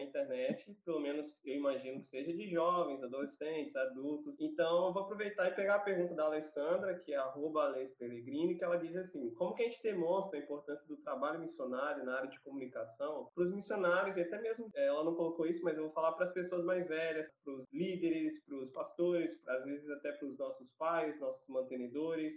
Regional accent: Vitória, Espírito Santo, Brazil; eu sou de Vitória, Espírito Santo

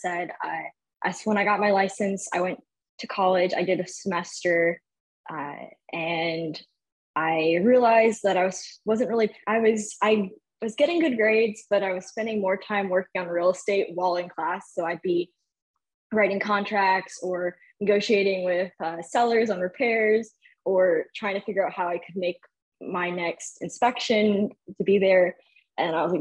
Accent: Albany, New York, United States; now in Texas, United States; I'm originally from upstate New York, born and raised in Albany, capital region

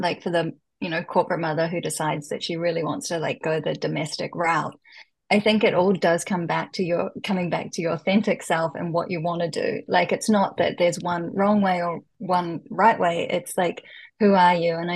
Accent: New Zealand; moved away as an adult; now in Japan; growing up in New Zealand, though, it's a very outdoorsy culture and you're constantly at the beach

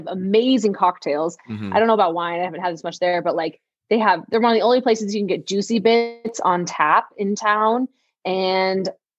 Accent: Longmont, Colorado, United States; I grew up in Longmont.

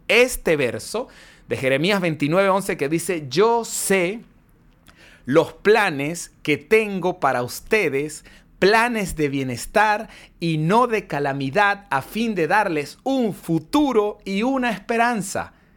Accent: Mérida, Venezuela; moved away; mi ciudad natal no era así, Mérida no era así

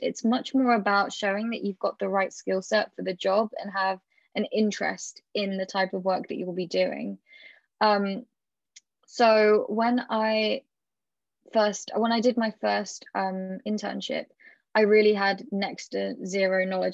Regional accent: United Kingdom; being British

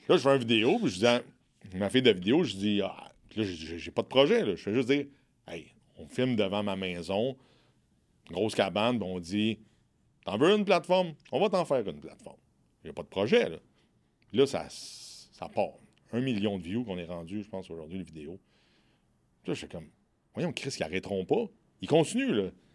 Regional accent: Quebec, Canada; je viens du Québec

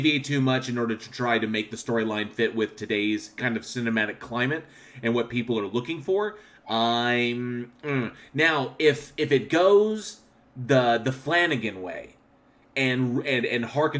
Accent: Connecticut, United States; I'm from Connecticut, but the something turned out.

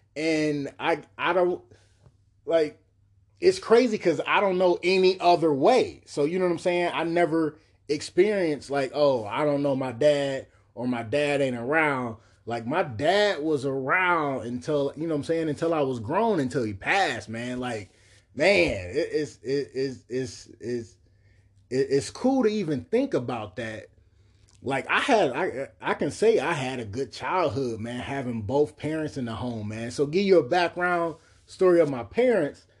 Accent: Cleveland, Ohio, United States; also born or lived in Bedford Heights, Ohio; I remember a lot about growing up on Kinsman, man, on one hundred forty-six

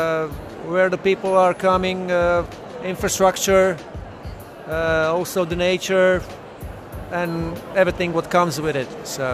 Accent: Primorje-Gorski Kotar County, Croatia; I'm coming from Croatia, region of Kvarner.

